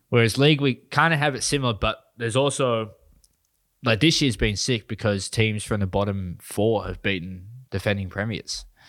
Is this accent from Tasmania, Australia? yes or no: no; New South Wales, Australia; moved away; I grew up in New South Wales for, like, fourteen years